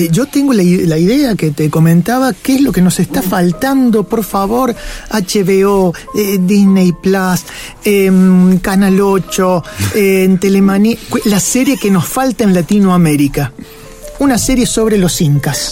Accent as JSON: {"language": "Spanish", "town": "Capilla del Monte", "region": "Córdoba", "country": "Argentina", "tie": "born or raised there", "said": "nosotros eh, nacimos en Capilla del Monte"}